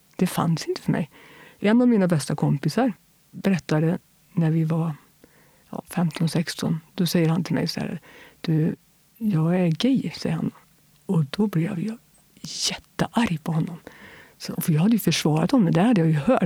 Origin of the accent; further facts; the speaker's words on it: Kil, Värmland, Sweden; also born or lived in Fotö; jag inflyttade till Kil när jag var alldeles strax innan jag fyllde tre år